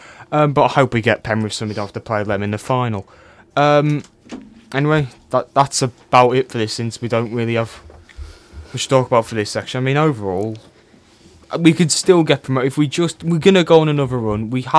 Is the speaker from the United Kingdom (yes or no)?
no; Cork, Munster, Ireland; born there; But anyway, I was born in Cork.